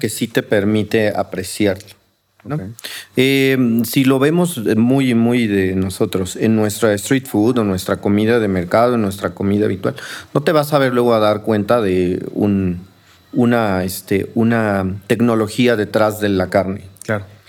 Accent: Mexico City, Mexico; also born or lived in Coyoacán, Mexico City; yo soy de aquí de Xochimilco, bueno, soy del centro de Coyoacán, pero siempre viví en Xochimilco

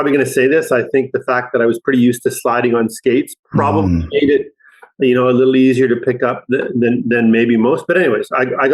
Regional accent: Saskatchewan, Canada; I grew up in Saskatchewan, which is a province in the middle of the country of Canada

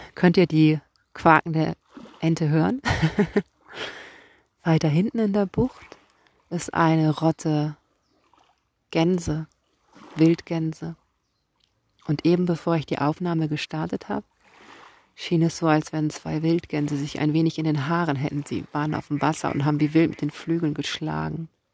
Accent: Kiel, Schleswig-Holstein, Germany; ich komme hier aus Kiel und ich bin Lyrikerin

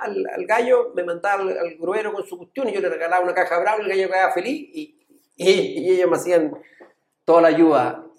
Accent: El Monte, Santiago Metropolitan Region, Chile; Nosotros crecimos en el monte, siempre decimos que somos del monte

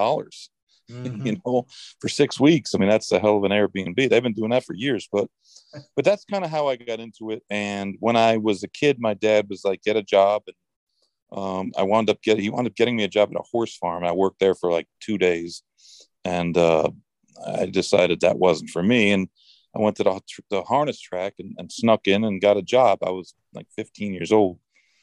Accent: Saratoga Springs, New York, United States; also born or lived in Arizona; growing up in Saratoga

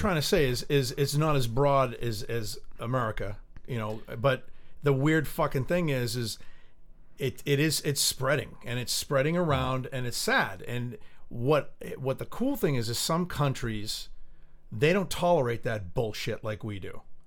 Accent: United States; it hurts as being an American, and I'm proud to be an American

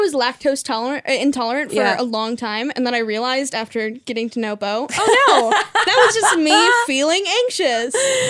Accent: Idyllwild, California, United States; I grew up in a weird mountain school

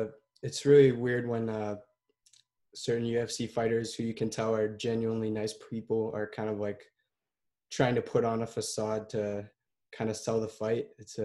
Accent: Ottawa, Ontario, Canada; in Barrhaven. I'm from Ottawa.

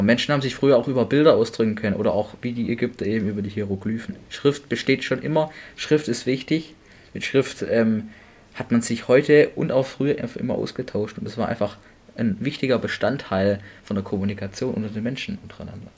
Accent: Germany; bei uns in Deutschland

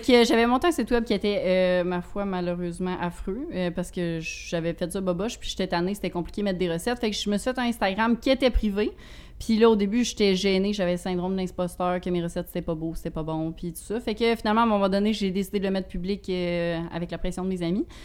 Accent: Rivière-du-Loup, Quebec, Canada; je viens de, du Bas-Saint-Laurent, Rivière-du-Loup

